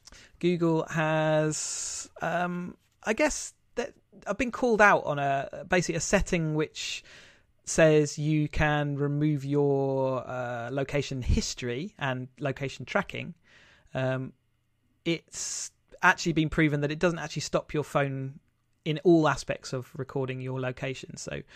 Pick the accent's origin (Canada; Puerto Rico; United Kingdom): United Kingdom; England; I'm just being too English.